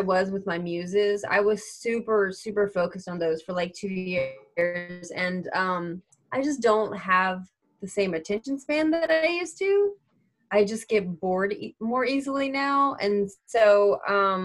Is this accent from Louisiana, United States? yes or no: yes; Lake Charles, Louisiana, United States; I'm from Lake Charles